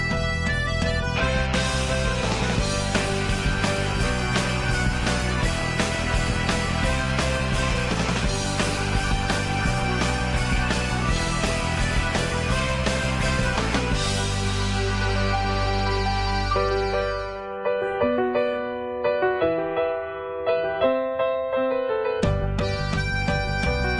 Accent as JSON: {"language": "English", "area": "Delaware County", "region": "Pennsylvania", "country": "United States", "tie": "born or raised there", "accent": "Philly", "moved": "yes", "said": "I grew up down in Delaware County"}